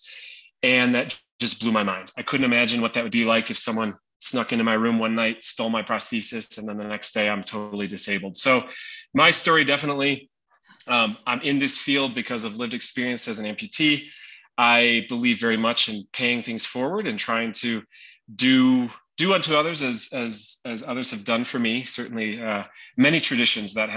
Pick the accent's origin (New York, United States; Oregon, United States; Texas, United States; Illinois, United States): Illinois, United States; Chicago; I'm originally from Chicago. I was born there in 1980